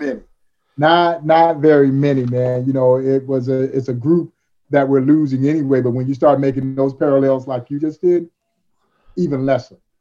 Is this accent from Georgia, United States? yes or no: yes; Crawfordville, Georgia, United States; growing up in Crawfordville, Georgia